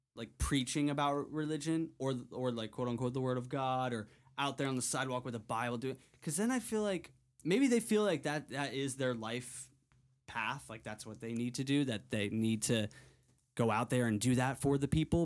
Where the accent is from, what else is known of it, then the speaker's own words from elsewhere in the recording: Connecticut, United States; I grew up in Connecticut, but I moved to, or I, I would go to Block Island, Rhode Island every summer